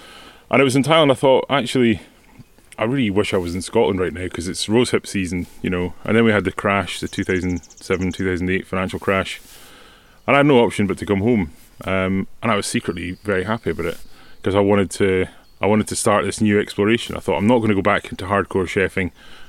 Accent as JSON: {"language": "English", "country": "Norway", "tie": "born or raised there", "second_language": "English", "said": "It really reminds me of growing up in Norway."}